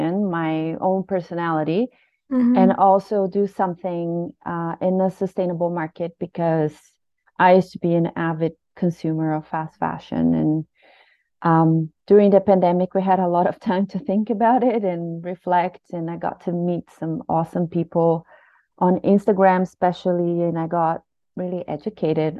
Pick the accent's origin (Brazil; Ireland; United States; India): Brazil; moved away as an adult; now in Canada; I'm from Brazil, but I've lived in Canada for over 7 years now.